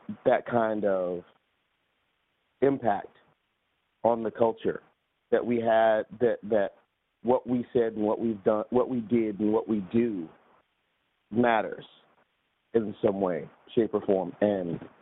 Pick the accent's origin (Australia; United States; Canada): United States; New York City, New York; in Brooklyn, because that's where I'm from